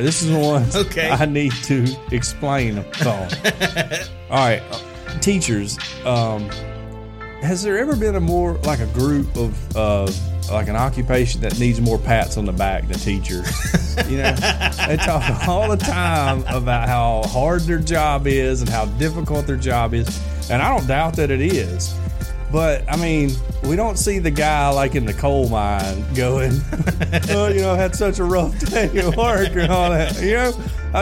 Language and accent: English; Fayette, Alabama, United States; we're all from Fayette